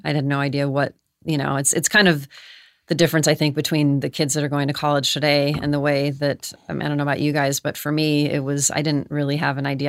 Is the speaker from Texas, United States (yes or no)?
no; Los Angeles, California, United States; born and raised in Los Angeles. I'm actually a third generation born in Los Angeles.